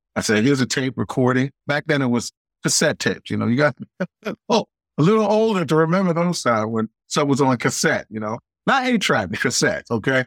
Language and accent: English; New York City, New York, United States; moved away; I was born in Queens, New York